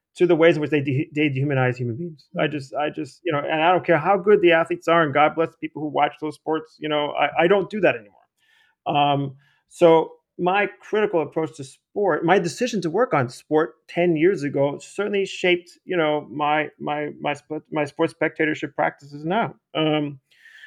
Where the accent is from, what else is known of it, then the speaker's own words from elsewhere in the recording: New York City, New York, United States; moved away as an adult; also born or lived in Austin, Texas; my experience growing up in the Bronx, playing sports, baseball and basketball.